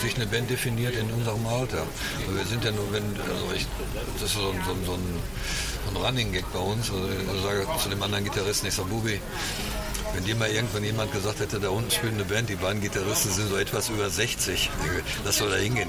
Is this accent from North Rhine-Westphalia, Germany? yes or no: yes; Hagen, North Rhine-Westphalia, Germany